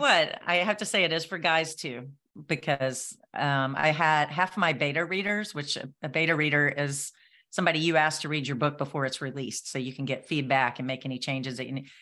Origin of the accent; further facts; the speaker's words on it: Nashville, Tennessee, United States; I'm from Nashville